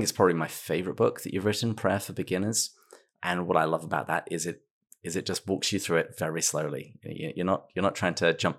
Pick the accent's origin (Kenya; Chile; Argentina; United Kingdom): United Kingdom; England; now in United States; Well, I'm English. You certainly get philosophy in pubs, but that's just about it.